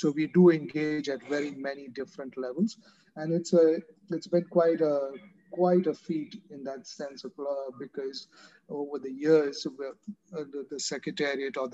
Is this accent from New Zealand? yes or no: no; Pakistan; moved away as an adult; also born or lived in Hong Kong; now in Manila, Philippines; I am a Pakistani national by citizenship. I still am